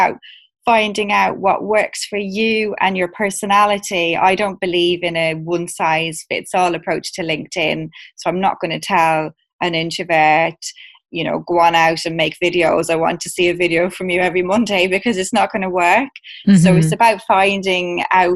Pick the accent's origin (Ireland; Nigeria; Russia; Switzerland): Ireland; moved away as an adult; now in London, United Kingdom; I moved over from Ireland to the UK about 18 years ago